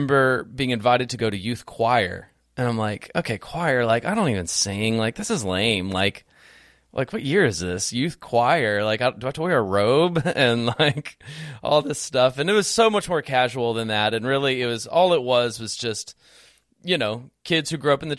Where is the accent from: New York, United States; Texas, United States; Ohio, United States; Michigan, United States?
Texas, United States; The Woodlands; also born or lived in Houston; I grew up in a great home, and we went to church as a family, like when we lived down in Houston proper, until like second or third grade. And then we moved from Houston proper up to the Woodlands